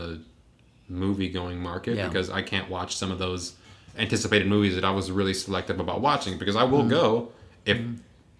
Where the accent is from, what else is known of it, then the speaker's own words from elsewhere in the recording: Puerto Rico; moved away; I remember growing up in Puerto Rico, I would go watch movies in English, even though they also had them dubbed in Spanish